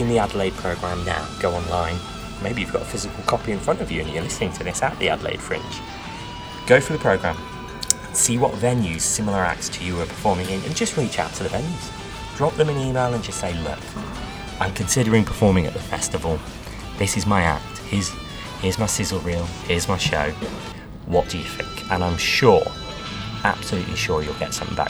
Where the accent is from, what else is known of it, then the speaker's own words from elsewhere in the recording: United Kingdom; being British magicians